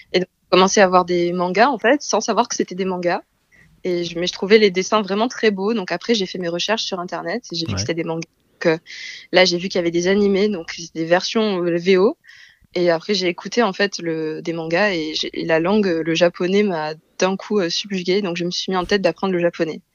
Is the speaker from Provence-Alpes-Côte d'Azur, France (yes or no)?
yes; Marseille, Provence-Alpes-Côte d'Azur, France; moved away as an adult; also born or lived in South Korea; now in Paris, France; je suis originaire de Marseille